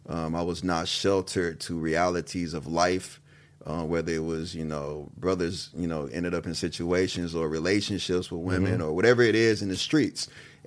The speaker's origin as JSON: {"language": "English", "town": "Kansas City", "region": "Missouri", "country": "United States", "said": "I remember I'm from Kansas City."}